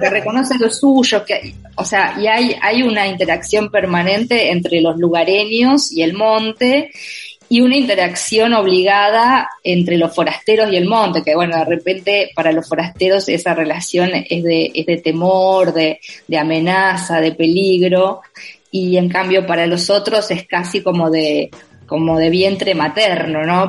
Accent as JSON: {"language": "Spanish", "town": "Villa Elisa", "region": "Entre Ríos", "country": "Argentina", "tie": "born or raised there", "said": "nací y me crié en, en, el interior de Argentina, en una provincia que se llama Entre Ríos, y dentro de esa provincia en un pueblo muy, muy pequeño que se llama Villa Elisa"}